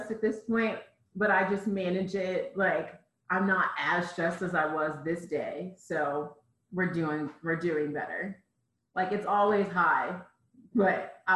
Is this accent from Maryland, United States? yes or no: yes; Cheltenham, Maryland, United States; moved away as an adult; where I lived in Maryland in Cheltenham, it's very rural and a lot of farmland and stuff